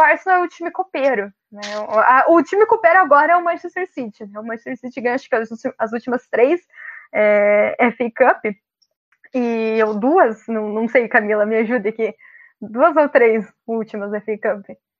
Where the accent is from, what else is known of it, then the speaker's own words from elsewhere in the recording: Brazil; nós somos brasileiros